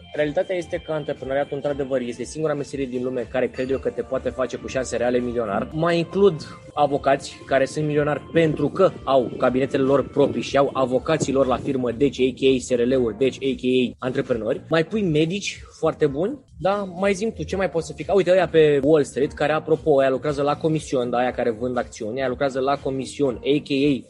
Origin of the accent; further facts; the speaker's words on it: Constanța, Constanța County, Romania; din Mamaia Nord, din Constanța, de unde sunt eu